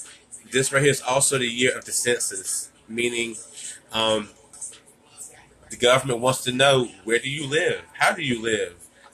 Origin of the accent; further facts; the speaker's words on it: United States; born there; I was born in America. I wasn't born in Africa. I didn't migrate to America, you know what I'm saying? Country boy bred